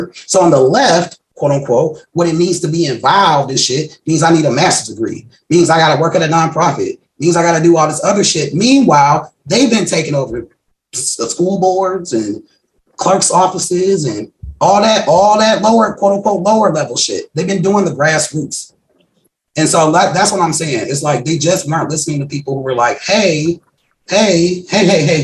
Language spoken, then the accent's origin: English; Wisconsin, United States; I'm from Wisconsin